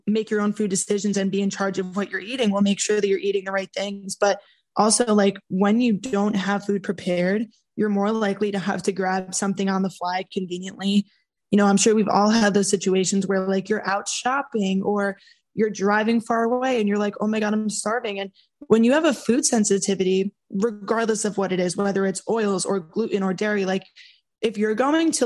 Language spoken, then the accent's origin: English; New York, United States; being the New Yorker that I am